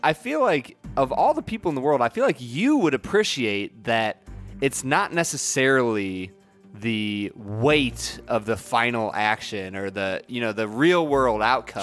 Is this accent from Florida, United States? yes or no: no; Cleveland, Ohio, United States; I'm from Cleveland